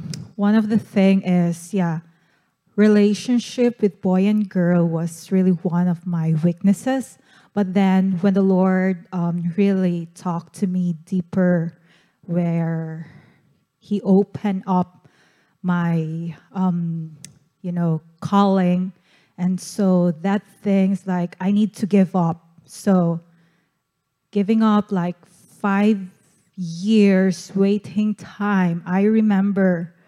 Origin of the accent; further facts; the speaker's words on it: Cagayan de Oro, Northern Mindanao, Philippines; now in Canada; I'm from Philippines, and I'm from the island of Mindanao. And it's called Cagayan de Oro City.